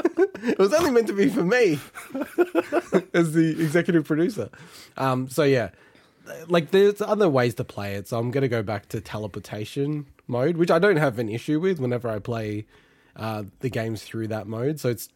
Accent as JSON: {"language": "English", "country": "Australia", "said": "as an Australian"}